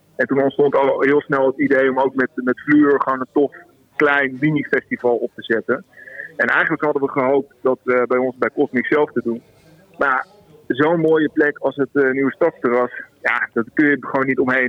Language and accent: Dutch; Zwolle, Overijssel, Netherlands; moved away as an adult; now in Amersfoort, Netherlands; ik ben een blauwvinger, ik kom uit Zwolle.